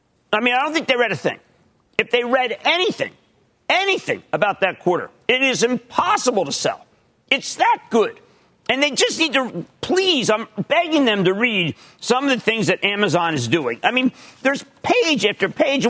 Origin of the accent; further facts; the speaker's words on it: United States; I'm so American.